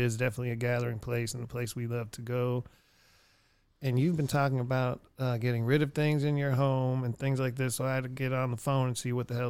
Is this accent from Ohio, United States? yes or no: no; Erie, Pennsylvania, United States; the record stores and in my hometown of Erie or going to Cleveland or coming to Houston.